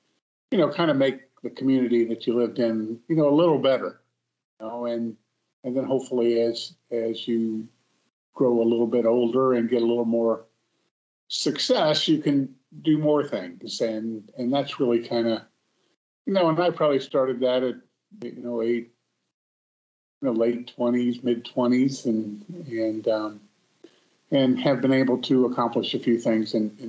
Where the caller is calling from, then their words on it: Naples, Florida, United States; I'm calling from Naples, Florida.